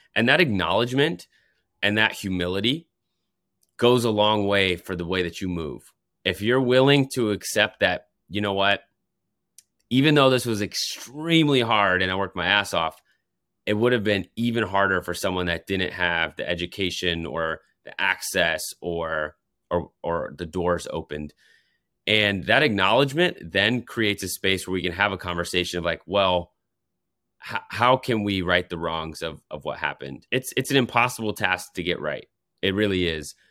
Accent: Colorado, United States; now in New York, United States; I'm from Colorado

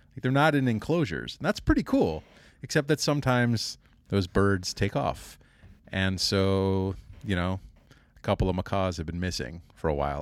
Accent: Kansas City, United States; moved away; also born or lived in Indiana; I grew up in Kansas City

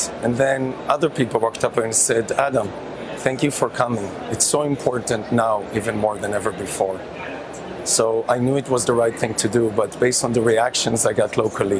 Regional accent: Kibbutz Nir Am, Southern District, Israel; moved away; As you know, I'm from Israel, but the place I spent the most time growing up is a place called Kibbutz Nir Am, which is about 3 kilometers off the Gaza border.

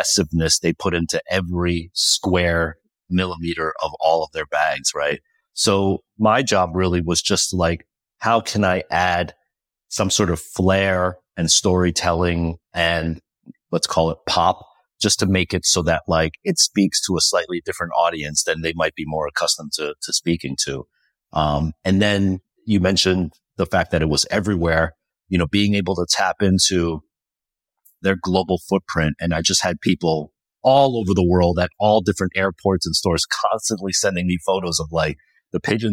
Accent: New Jersey, United States; I grew up in New Jersey

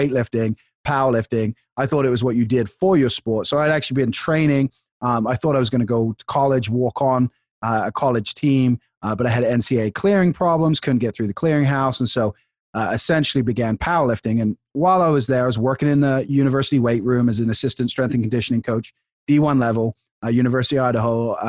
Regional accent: England, United Kingdom; now in United States; I grew up in England

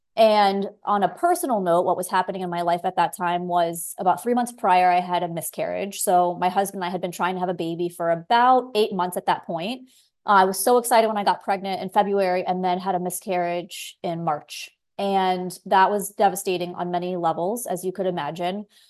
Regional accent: South Florida, United States; moved away as an adult; also born or lived in San Diego, California / Los Angeles, California; now in Belize; I grew up in South Florida

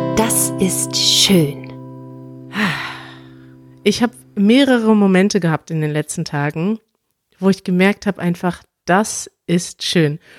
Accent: Münster, North Rhine-Westphalia, Germany; now in Berlin, Germany; in einer Stadt wie Münster bin, meiner Heimatstadt

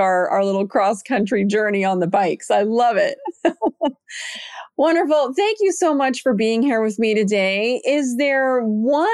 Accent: Arizona, the West, United States; also born or lived in Montana; I was born in Arizona and grew up out west and lived in Montana.

